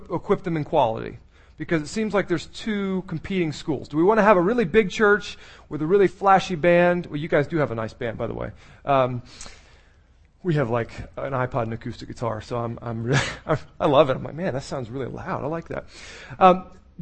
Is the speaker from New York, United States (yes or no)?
no; Maryland, United States; I was born in Maryland